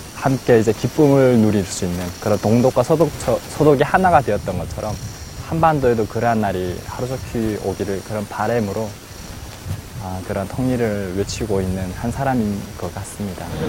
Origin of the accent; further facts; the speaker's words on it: North Korea; moved away as an adult; now in South Korea; 고향이 이북인